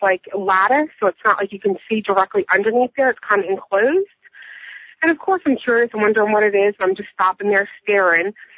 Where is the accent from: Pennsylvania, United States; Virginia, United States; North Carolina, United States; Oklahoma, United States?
Pennsylvania, United States; Philadelphia; moved away as an adult; We're from Philadelphia